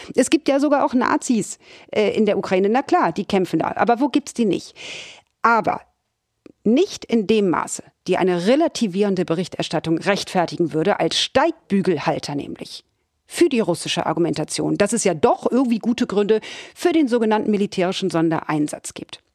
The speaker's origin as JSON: {"language": "German", "region": "Hamburg", "country": "Germany", "tie": "born or raised there", "said": "ich bin ja gebürtige Hamburgerin"}